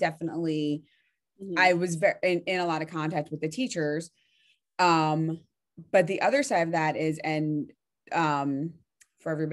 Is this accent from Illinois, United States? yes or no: no; Delaware County, Pennsylvania, United States; moved away as an adult; now in Berks County, Pennsylvania, United States; I'm in Berks County right now, but I'm from Delaware County